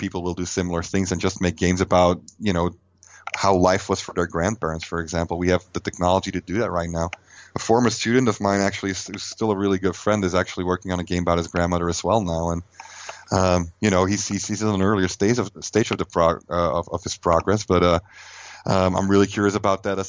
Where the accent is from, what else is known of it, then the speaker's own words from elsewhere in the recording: Flanders, Belgium; English is a second language; moved away as an adult; now in United States; I'm from Belgium